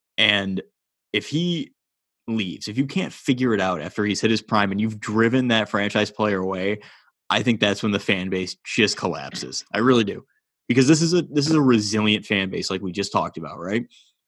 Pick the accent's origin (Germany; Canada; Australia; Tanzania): Canada; Ontario; Like, we're from Southern Ontario.